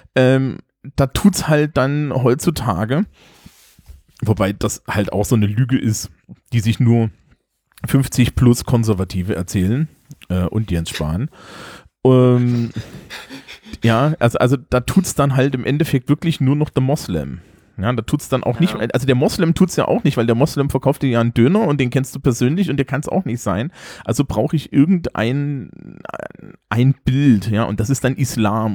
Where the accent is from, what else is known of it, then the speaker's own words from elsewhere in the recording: East Germany, Germany; als Ostdeutscher an der Stelle sagen, ne? Ich komme aus Landstrichen, die sind über sechzig Prozent säkular